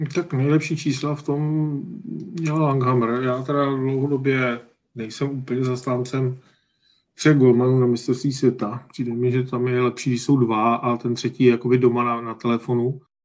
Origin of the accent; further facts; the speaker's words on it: Czechia; jsme Češi